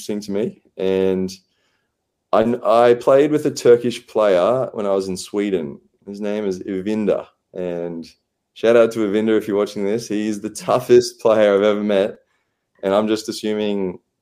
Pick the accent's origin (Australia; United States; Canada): Australia; as an Australian